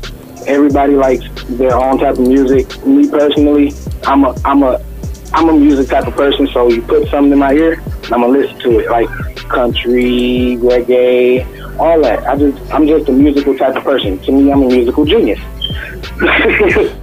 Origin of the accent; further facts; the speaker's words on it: Pontiac, Michigan, United States; We come from Pontiac